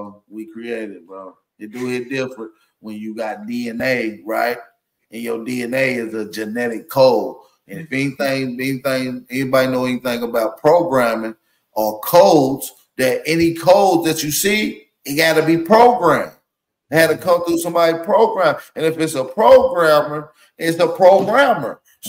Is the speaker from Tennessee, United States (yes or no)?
yes; Tennessee, United States; I'm from Tennessee, so.